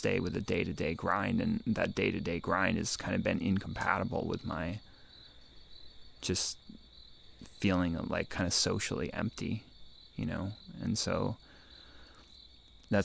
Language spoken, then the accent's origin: English; Eugene, Oregon, United States; moved away; also born or lived in California / New York City / Finland; I grew up in Eugene. I lived between California and Oregon growing up